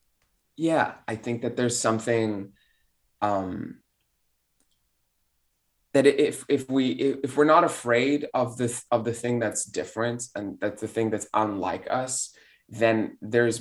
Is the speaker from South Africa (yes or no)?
yes; South Africa; moved away as an adult; also born or lived in Belgium / Europe; now in United States; I'm a South African Belgian immigrant living in the United States who speaks a few languages and has been here for 10 years, been in Europe